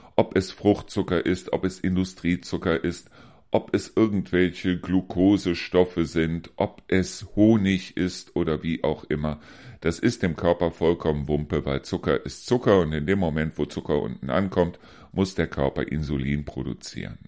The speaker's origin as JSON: {"language": "German", "town": "Neuss", "region": "North Rhine-Westphalia", "country": "Germany", "moved": "yes", "lives_now": "Hesse, Germany", "said": "diese Pommesbuden, die es bei uns in Neuss damals immer wieder gegeben hat"}